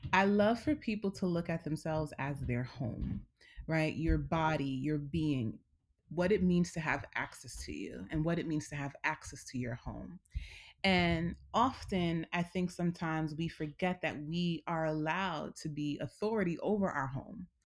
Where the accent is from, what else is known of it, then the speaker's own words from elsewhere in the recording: New York City, New York, United States; I'm born and raised here